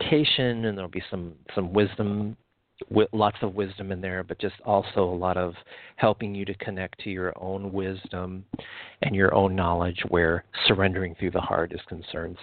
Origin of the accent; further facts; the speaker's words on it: Midwest, United States; Where I grew up in the Midwest